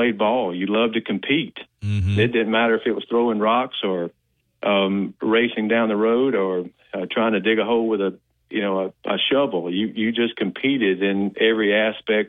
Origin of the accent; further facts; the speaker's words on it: Pickens County, West Alabama, United States; also born or lived in Tuscaloosa, Alabama; now in Auburn, United States; I have a lot of great memories of growing up in West Alabama